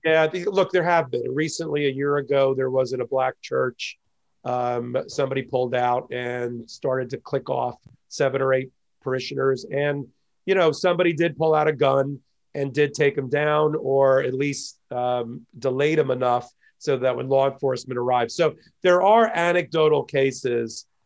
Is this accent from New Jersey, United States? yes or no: yes; near Asbury Park, New Jersey, United States; moved away as an adult; also born or lived in Miami, Florida; now in New York, United States; I was born and raised an hour south of Manhattan in a little town next to Asbury Park, New Jersey